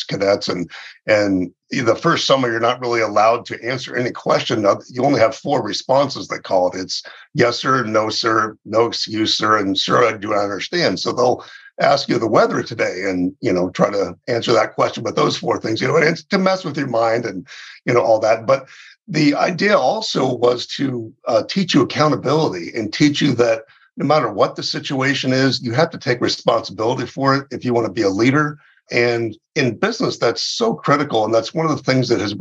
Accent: Southern California, United States; moved away as an adult; also born or lived in West Point, New York; now in Phoenix, United States; I grew up in Southern California, and so I was a Southern California kid

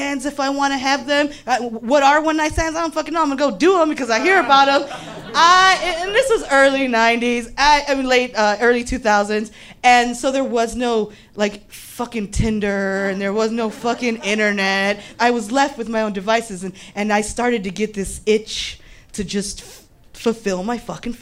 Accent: Cortez and Kedzie, Illinois, United States; I grew up on Cortez and Kedzie, and I was the oldest girl on the block.

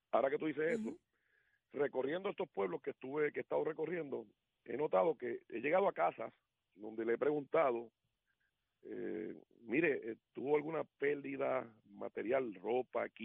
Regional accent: Puerto Rico; así somos los puertorriqueños

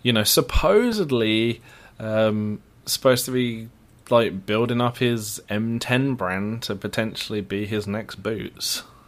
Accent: Luton, East of England, United Kingdom; moved away; I don't pronounce T's. I'm from Luton.

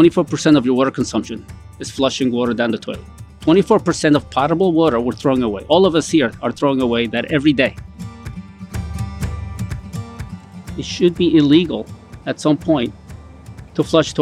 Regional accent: Colombia; now in United States; So I was born in Colombia. So I was born in a developing country

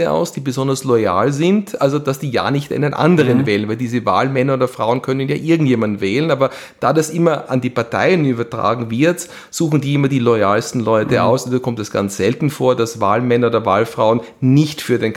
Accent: Pennsylvania, United States; Da hat Kalifornien so an die 50 und Pennsylvania, wo ich herkomme, hat so, ich hatte mal 20, jetzt 19.

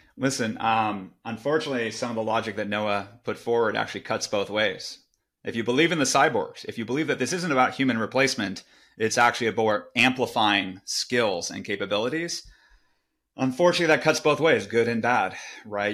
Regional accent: Silicon Valley, California, United States; I grew up in Silicon Valley

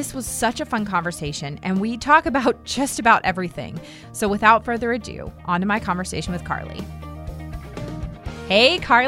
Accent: Virginia, United States; now in North Carolina, United States; I mean, I was born in Virginia

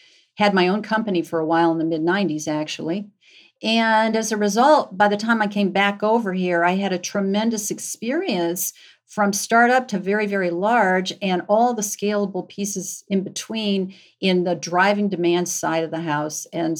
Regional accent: Cleveland, Ohio, United States; moved away as an adult; now in Atlanta, United States; I moved from Cleveland to Atlanta, so I was a Yankee in the South, a woman in public accounting back in the day

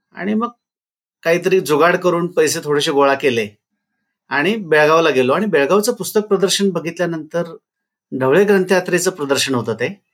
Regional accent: Ardal, Maharashtra, India; now in Kolhapur, India; हे माझं गाव आहे कोल्हापूर जिल्ह्यातलं आर्दाळ

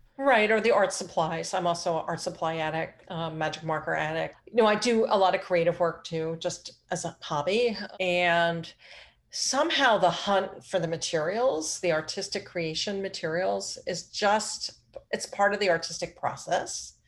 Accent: Philadelphia, Pennsylvania, United States; moved away; I grew up in Phil, the Philly area.

